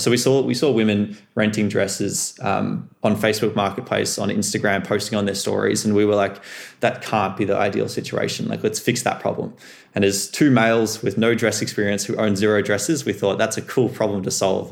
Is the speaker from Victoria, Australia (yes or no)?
yes; Melbourne, Victoria, Australia; growing up in Melbourne, growing up in the, the school I did with the friends I had